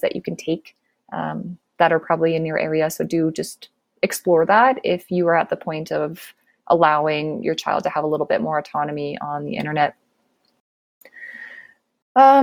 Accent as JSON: {"language": "English", "country": "Canada", "said": "So I am Canadian"}